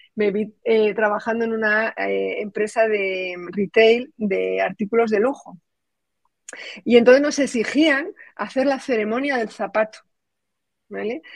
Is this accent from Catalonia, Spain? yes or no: no; Saldaña, Castile and León, Spain; moved away as an adult; also born or lived in Valladolid; soy de un pueblecito de 2.800 habitantes que se llama Saldaña, que eso es un bombón dentro de la provincia de Palencia.